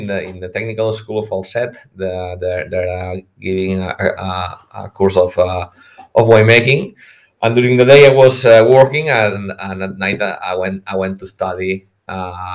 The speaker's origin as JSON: {"language": "English", "area": "Priorat", "region": "Catalonia", "country": "Spain", "said": "I'm from Priorat. So my family had vineyards."}